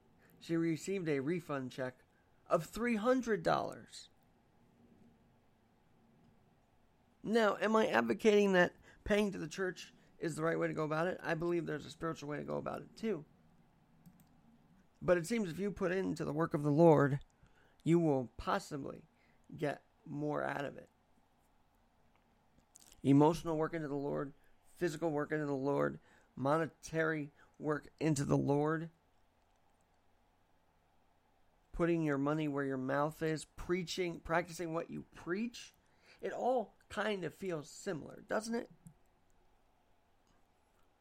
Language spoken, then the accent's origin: English; United States; as American